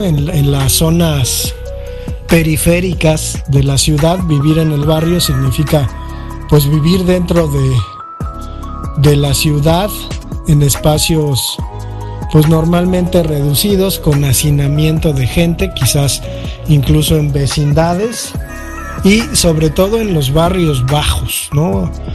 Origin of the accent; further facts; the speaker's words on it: Mexico City, Mexico; yo crecí en la Valle Gómez